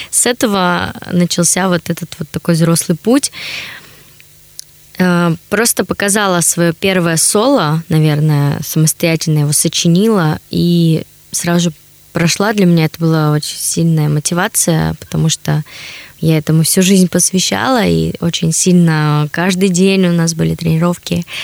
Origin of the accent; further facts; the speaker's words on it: Chelyabinsk, Chelyabinsk Oblast, Russia; now in Saint Petersburg, Russia; Я вообще из Челябинска. На данный момент живу в Санкт-Петербурге.